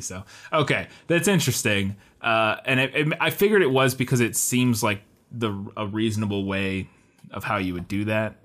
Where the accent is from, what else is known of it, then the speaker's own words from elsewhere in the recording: Midwest, United States; we're from the Midwest